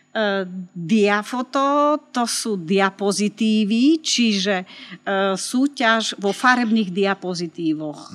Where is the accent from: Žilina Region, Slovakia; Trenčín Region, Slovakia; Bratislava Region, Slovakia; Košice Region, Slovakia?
Žilina Region, Slovakia; Martin; also born or lived in Čadca / Prague; pochádzam z Martina